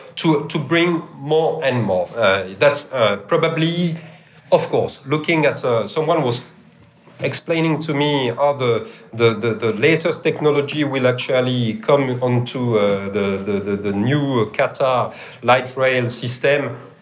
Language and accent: English; Melbourne, Victoria, Australia; I'm born and raised in Melbourne, and then Trams, can you believe that?